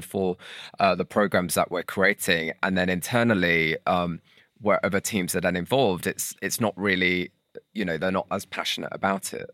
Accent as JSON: {"language": "English", "town": "St Helens", "region": "North West England", "country": "United Kingdom", "tie": "born or raised there", "said": "I grew up in Saint Helens"}